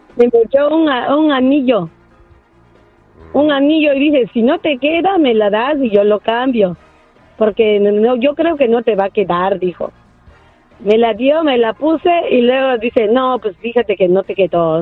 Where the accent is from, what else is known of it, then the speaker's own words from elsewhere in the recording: Oaxaca, Mexico; soy de Oaxaca, México